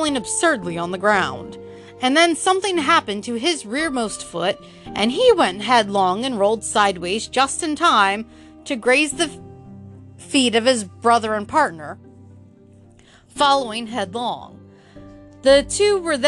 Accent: United States; I'm American

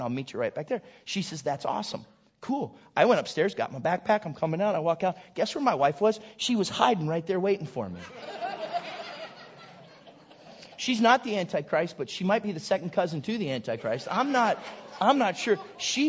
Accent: Southington, Ohio, United States; moved away; I'm from Southington, Ohio

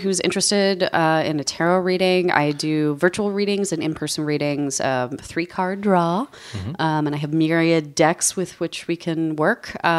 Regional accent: New Mexico, United States; I grew up in New Mexico.

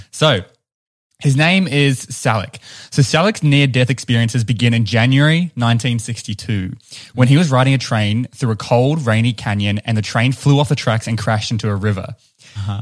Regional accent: New Zealand; accent: New Zealand; it's my New Zealand accent

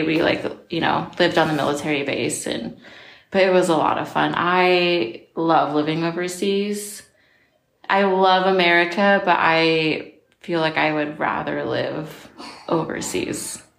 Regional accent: Seattle, Washington, United States; also born or lived in Guam / Florida / California / Japan; So I'm from, I just say Seattle, okay. The peninsula, yeah. If you don't like Seattle. So I was born in Guam, and we lived like in Florida and California. And then I went to high school in Japan, and where I graduated.

